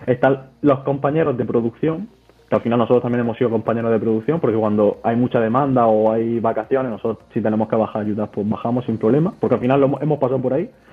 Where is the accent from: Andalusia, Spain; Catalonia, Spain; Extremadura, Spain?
Andalusia, Spain; Almería; tengo 24 años y soy de Almería.